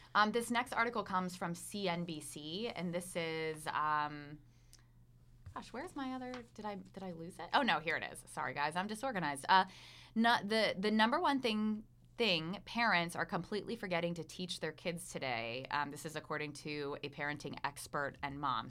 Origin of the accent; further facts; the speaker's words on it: Pennsylvania, United States; now in Asheville, United States; I'm from Pennsylvania